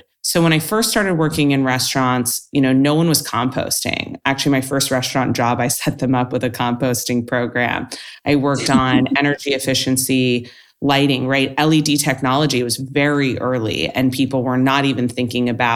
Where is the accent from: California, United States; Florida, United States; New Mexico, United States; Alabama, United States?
California, United States; Los Angeles; I grew up in Los Angeles and California